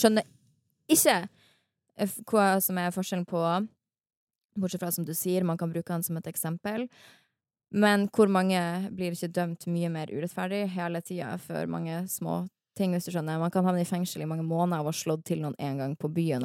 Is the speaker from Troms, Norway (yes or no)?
yes; Harstad, Troms, Norway; now in Oslo, Norway; jeg er fra Harstad i sjelen min.